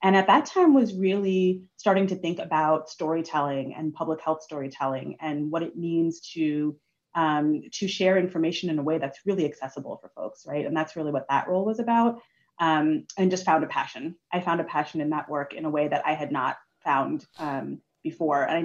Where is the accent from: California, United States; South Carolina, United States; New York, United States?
New York, United States; New York City; moved away as an adult; also born or lived in Washington, D.C.; I grew up in New York City and left in 2010 to move to DC